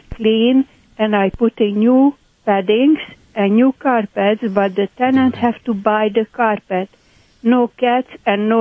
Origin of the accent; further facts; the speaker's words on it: Hungary; accent: Hungarian; moved away; My accent, by the way, is Hungarian.